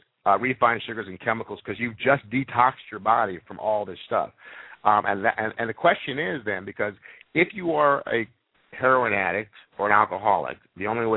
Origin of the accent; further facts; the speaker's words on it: Jamaica; moved away; I grew up in Jamaica where I chewed on cane, sugar cane all day long